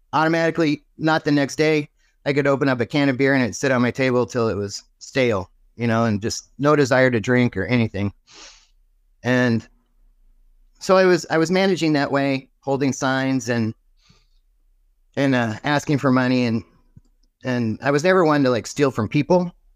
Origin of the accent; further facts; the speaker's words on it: Martinez, California, United States; moved away as an adult; also born or lived in Cleveland, Ohio / Phoenix, Arizona; I grew up in California, originally Northern California. I was born in the hospital of my last name